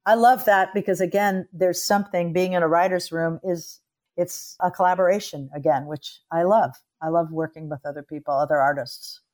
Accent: Los Angeles, California, United States; I was born in Los Angeles

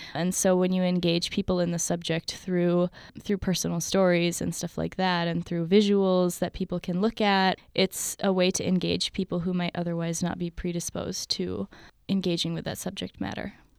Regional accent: Palestine

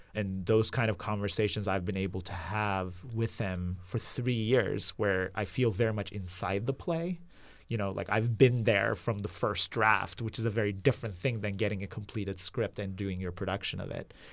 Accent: Izmit, Kocaeli, Turkey; moved away as an adult; also born or lived in Istanbul; now in San Francisco Bay Area, United States; I grew up in Izmit, which is about an hour east of Istanbul.

